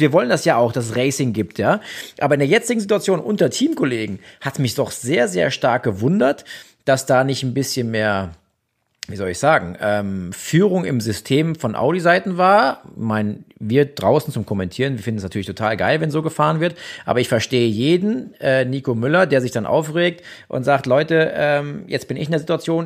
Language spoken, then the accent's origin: German; Germany; now in Austria; als Deutscher in Deutschland